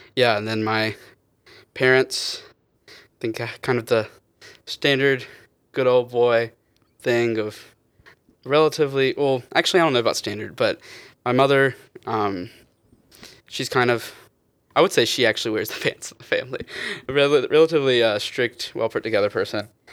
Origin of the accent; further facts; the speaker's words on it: Wilson, North Carolina, United States; I'm from little old Wilson, North Carolina